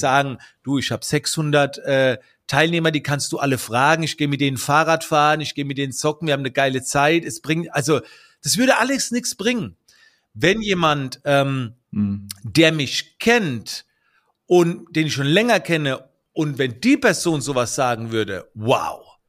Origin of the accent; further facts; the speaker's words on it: Germany; also born or lived in United States; I'm from Germany.